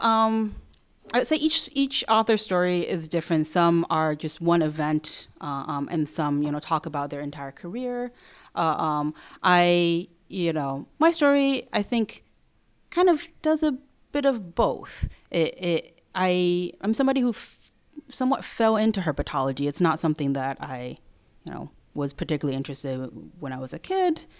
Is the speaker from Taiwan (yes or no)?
yes; Taiwan; now in Memphis, United States; I'm from Taiwan